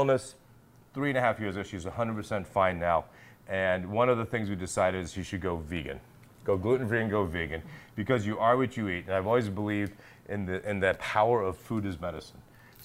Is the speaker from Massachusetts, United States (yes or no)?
yes; Massachusetts, United States; I'm from Massachusetts